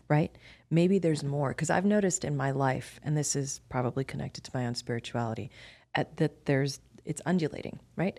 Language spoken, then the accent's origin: English; Miami, Florida, United States; I'm ethnically Indian, but I was born and raised in Miami, Florida